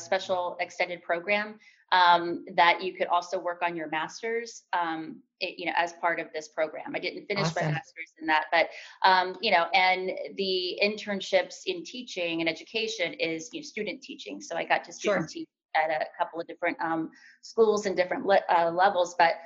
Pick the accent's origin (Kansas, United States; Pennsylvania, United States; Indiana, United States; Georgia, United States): Kansas, United States; Kansas City; moved away; also born or lived in Hoboken; I'm from Kansas City, on the Kansas side, Wyandotte County to be exact